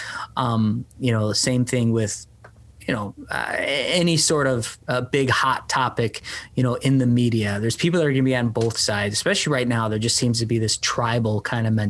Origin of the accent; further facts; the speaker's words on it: Milwaukee, Wisconsin, United States; I grew up on the south side, 12th Street